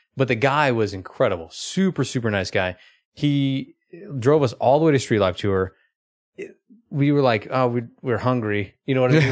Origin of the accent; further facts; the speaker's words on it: Oklahoma, United States; I grew up in Oklahoma.